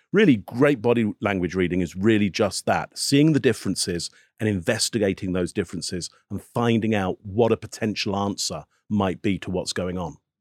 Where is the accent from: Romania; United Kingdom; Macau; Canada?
United Kingdom; England; I'm from England, so I'm not American